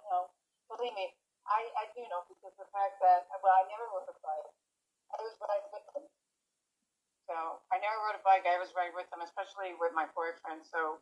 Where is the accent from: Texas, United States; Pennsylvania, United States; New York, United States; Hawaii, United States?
New York, United States; New York City; me growing up in New York City during the late 60s, early 70s, throughout the 70s, frankly, all the way up to the early 80s.